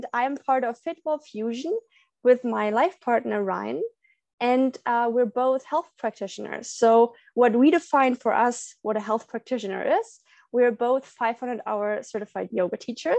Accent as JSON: {"language": "English", "region": "Berlin", "country": "Germany", "tie": "born or raised there", "moved": "yes", "lives_now": "Puerto Vallarta, Mexico", "said": "I'm on vacation in my hometown, Berlin, in Germany."}